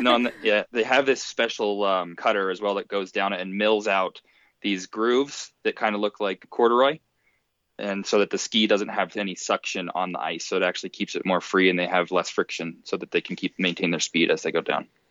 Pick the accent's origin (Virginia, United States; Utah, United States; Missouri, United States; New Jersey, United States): Utah, United States; Park City; I'm also from Park City, Utah